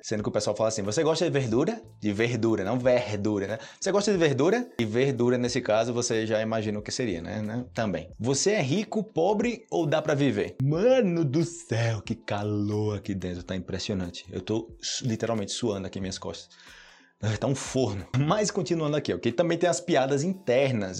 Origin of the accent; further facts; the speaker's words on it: Brazil; first language Portuguese; como brasileiro